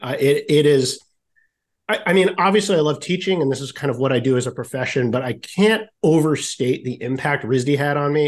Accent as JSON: {"language": "English", "region": "Rhode Island", "country": "United States", "also_born_or_lived": "Syracuse, New York", "moved": "yes", "said": "I'm from Rhode Island originally"}